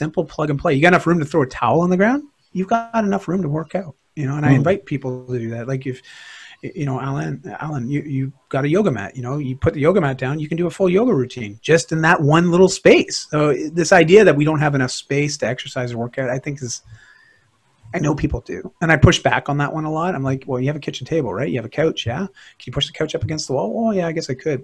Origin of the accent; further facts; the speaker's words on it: Canada; here in Canada